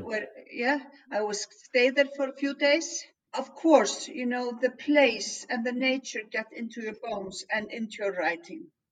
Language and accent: English; Iceland; first language Icelandic; English is a second language; I need to write in Icelandic. I think in that way, writing in my tongue, my mother's tongue